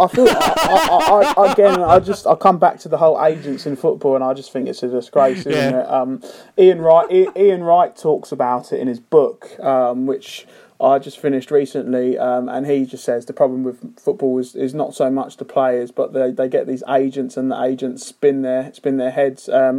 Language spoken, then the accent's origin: English; Cardiff, Wales, United Kingdom; I'm still earning well more than, you know, the average punter who I grew up with down in Cardiff.